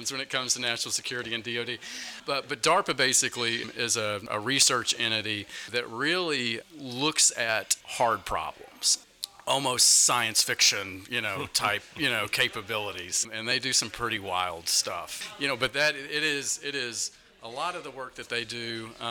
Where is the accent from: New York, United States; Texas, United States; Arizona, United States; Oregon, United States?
Texas, United States; Dallas-Fort Worth area; moved away as an adult; now in Washington, D.C., United States; I'm from the Dallas-Fort Worth area